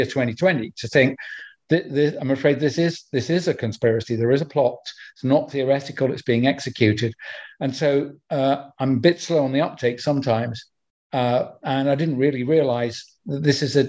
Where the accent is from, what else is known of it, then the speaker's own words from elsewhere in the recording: United Kingdom; my home country of UK